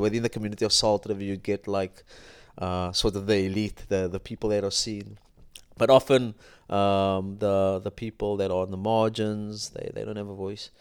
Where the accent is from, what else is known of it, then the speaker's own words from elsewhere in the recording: Cape Town, Western Cape, South Africa; I grew up in Athlone